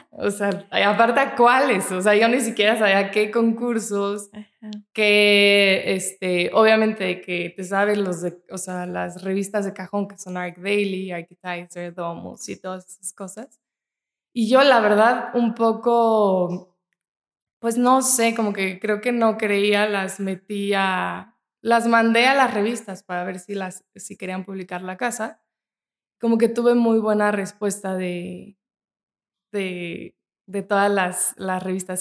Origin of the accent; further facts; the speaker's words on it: Mexico; nos identifica como mexicanos